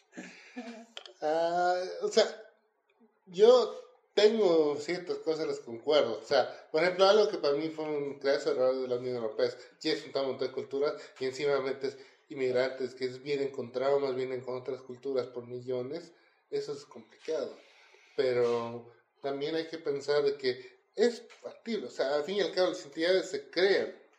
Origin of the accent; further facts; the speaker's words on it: Bolivia; como los bolivianos acá con los chilenos, no nos podíamos ver